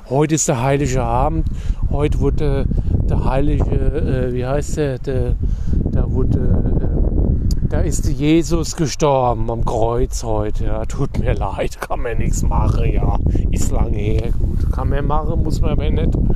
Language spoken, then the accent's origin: German; Hesse, Germany; wie wir hier sagen. Bei uns in Dienstlagen, bei Hesse, ja.